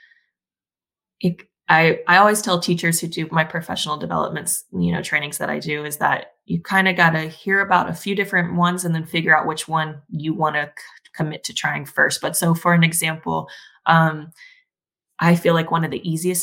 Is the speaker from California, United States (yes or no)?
no; Texas, United States; I am originally from Texas, or at least that's where I spent most of my childhood growing up